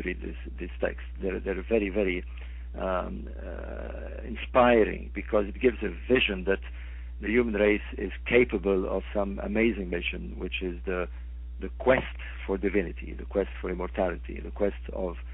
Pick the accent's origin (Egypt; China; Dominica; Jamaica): Egypt; Alexandria, Alexandria Governorate; I'm from Alexandria, by the way. I was born in Alexandria